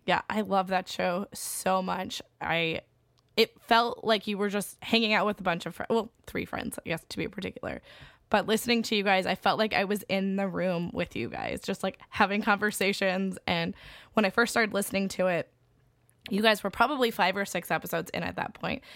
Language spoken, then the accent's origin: English; Springfield, Illinois, United States; we're from Springfield, Illinois